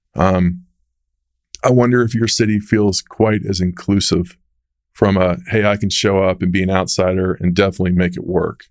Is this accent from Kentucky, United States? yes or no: no; Dallas, Texas, United States; I'm from Texas.